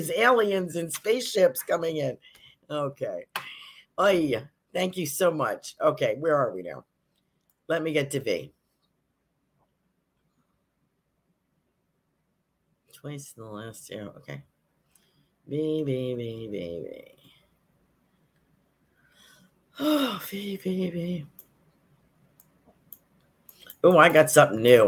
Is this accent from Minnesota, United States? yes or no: no; Yonkers, New York, United States; now in Sarasota, United States; I was born in Yonkers, which is outside of New York City